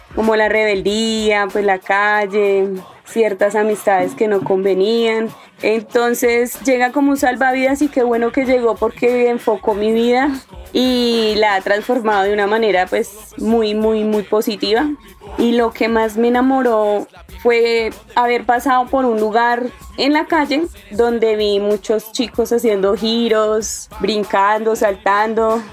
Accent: Bogotá, Colombia; donde yo nací, que es acá en Suba

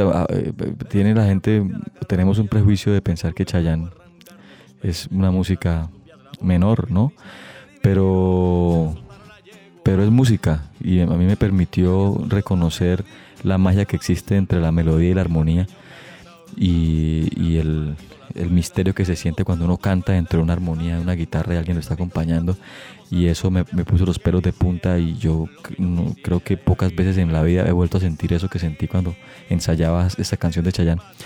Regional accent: Bucaramanga, Santander, Colombia; also born or lived in Piedecuesta; Yo nací en Bucaramanga el 19 de noviembre del 75

